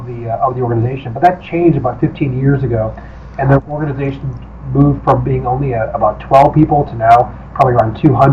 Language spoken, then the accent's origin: English; outside Chicago, Illinois, United States; I was growing up outside Chicago, and started studying Spanish, and lived in an area where there are many Mexican migrants that had moved to the area.